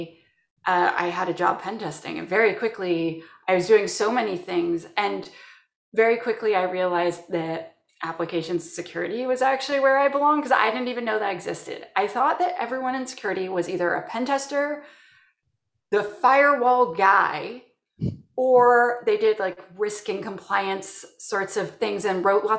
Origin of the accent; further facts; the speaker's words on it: Canada; I'm from Canada